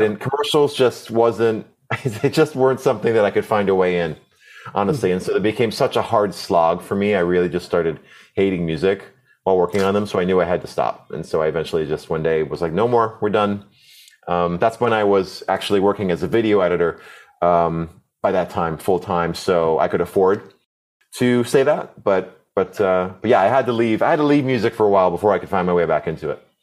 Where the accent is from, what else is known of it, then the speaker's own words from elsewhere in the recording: Connecticut, United States; I, grew up in a really, uh, um, I'm awesome public school system. Um, I'm from Connecticut, the East Coast